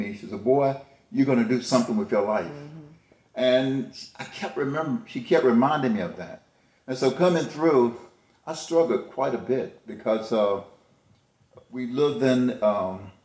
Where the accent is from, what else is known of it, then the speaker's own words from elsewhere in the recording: the South, United States; I was raised in the South